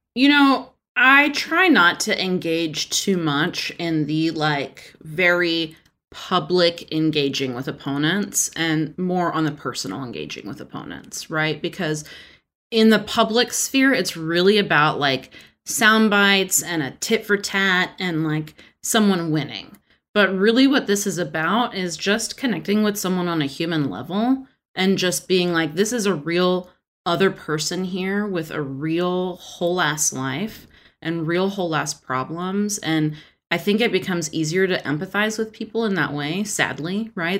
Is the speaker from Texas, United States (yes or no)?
yes; Texas, United States; I'm from Texas